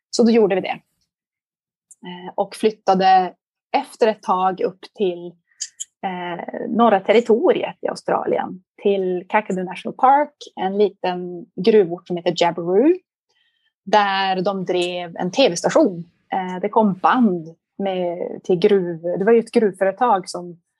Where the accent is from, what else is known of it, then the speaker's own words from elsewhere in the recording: Liberia; born there; Och när de flyttade till Liberia så var min mamma gravid med mig. Så jag föddes i Liberia eh